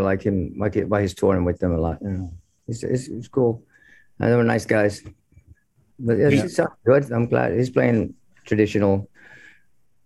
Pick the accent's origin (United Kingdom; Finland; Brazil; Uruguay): Finland; we're growing up in Finland